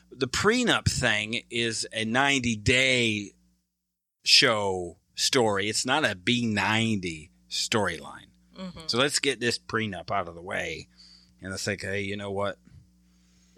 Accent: Monroe, Michigan, United States; I'm from Monroe, Michigan

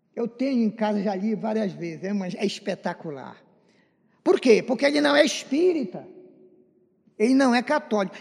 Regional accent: land of the Círio de Nazaré, Pará, Brazil; moved away; a nossa igreja de Nossa Senhora de Nazaré, lá da minha terra

